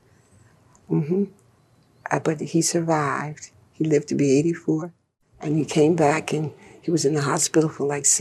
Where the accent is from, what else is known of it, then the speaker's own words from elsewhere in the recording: Fort Benning, Georgia, United States; moved away; I was born and reared in Fort Benning, Georgia, on an Army base